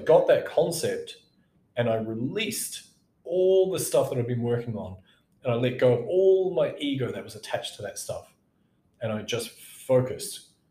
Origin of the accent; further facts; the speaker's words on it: New Zealand; moved away; went back to my home country, New Zealand.